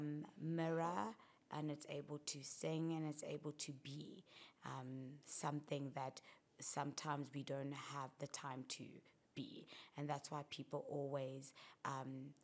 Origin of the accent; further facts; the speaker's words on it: South Africa; growing up in South Africa